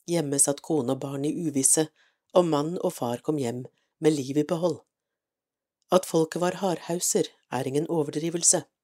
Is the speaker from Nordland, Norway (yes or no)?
yes; Nordland, Norway; ettersom jeg selv er nordlending, født og oppvokst i Lofoten. Det føles for meg som om hver setning er skrevet om min barndomstilværelse. Jeg er født under krigen